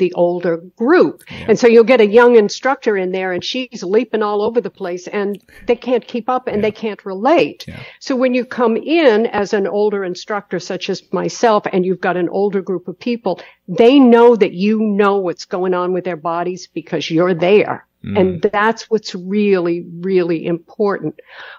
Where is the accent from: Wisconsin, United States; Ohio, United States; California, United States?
California, United States; Los Angeles; I come from Hollywood, body beautiful in Los Angeles.